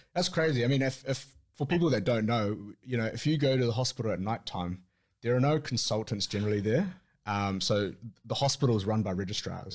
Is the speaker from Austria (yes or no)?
no; Auckland, New Zealand; born and raised in Auckland, most of my time in Auckland with little stints outside of Auckland